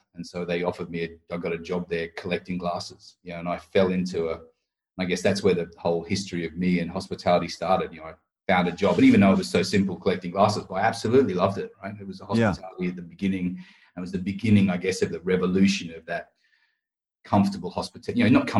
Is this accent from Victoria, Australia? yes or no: no; Queensland, Australia; moved away as an adult; now in England, United Kingdom; I obviously grew up on 4X because I'm from Queensland.